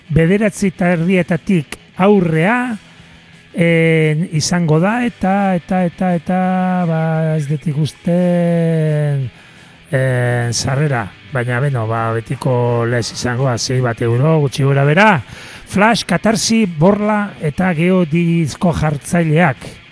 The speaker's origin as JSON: {"language": "Basque", "town": "Zarautz", "region": "Basque Country", "country": "Spain", "said": "herrira etorriko gea, gure herrira sarautzea"}